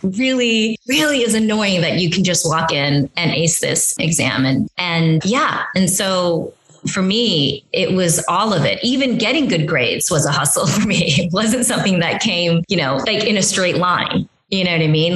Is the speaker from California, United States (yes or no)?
yes; Union City, California, United States; moved away as an adult; also born or lived in South Korea / Los Angeles / New York; I grew up in Union City, you know, my parents, we all moved to this country from South Korea. I was five